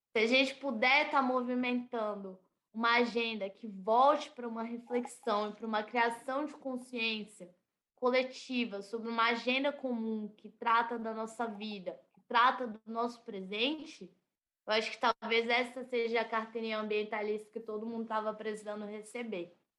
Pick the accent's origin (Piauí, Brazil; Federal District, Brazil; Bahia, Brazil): Federal District, Brazil; Brasília; Eu vivo e nasci em Brasília.